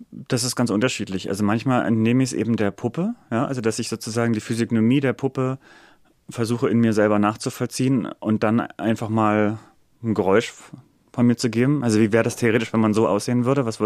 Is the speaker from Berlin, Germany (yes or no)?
yes; Berlin, Germany; Also ich bin Berliner, ich bin in Berlin geboren.